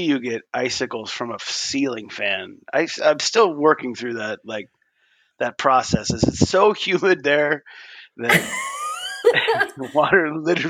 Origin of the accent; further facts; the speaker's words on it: Texas, United States; I'm third generation Texas. Well, I'm fourth generation Texas.